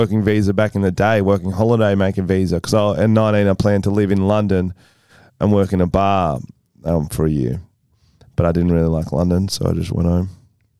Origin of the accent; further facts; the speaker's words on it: Australia; I'm an Aussie.